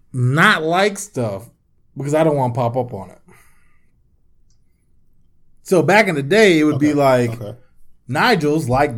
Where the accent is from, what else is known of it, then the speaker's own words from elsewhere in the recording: D.C. / Maryland, United States; also born or lived in Washington, D.C.; my instinctively answer is D.C. Maryland.